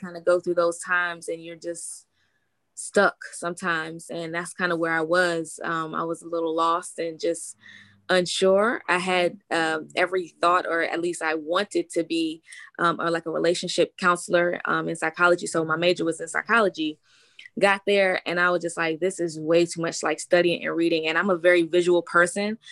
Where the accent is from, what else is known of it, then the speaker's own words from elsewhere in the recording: Washington, District of Columbia, United States; I'm from Washington, D.C.